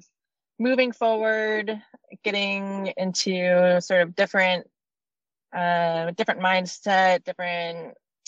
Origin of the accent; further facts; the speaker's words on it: Maine, United States; moved away; I was born and raised in Maine, and that's where I spent the most part of my life